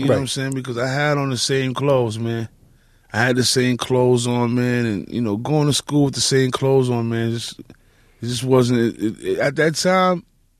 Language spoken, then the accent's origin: English; New York City, New York, United States; also born or lived in Bronx; I'm from Manhattan.